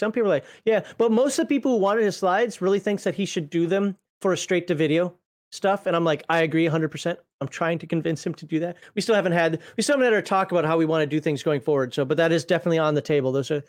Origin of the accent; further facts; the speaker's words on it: Minnesota, United States; I used to live in Minnesota. I'm from Minnesota.